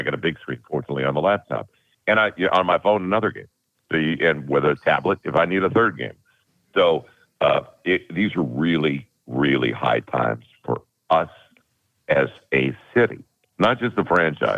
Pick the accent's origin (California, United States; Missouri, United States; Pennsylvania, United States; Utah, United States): Missouri, United States; St. Louis; I grew up in St. Louis